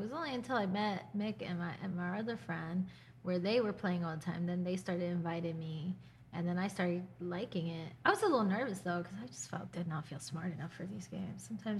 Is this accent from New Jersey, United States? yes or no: yes; New Jersey, United States; moved away as an adult; also born or lived in Newark / Plainfield / North Plainfield / Bridgewater; now in Easton, United States; I did move around a lot. I went from like Newark to Plainfield to North Plainfield to Bridgewater to Somerset. All of Central Jersey.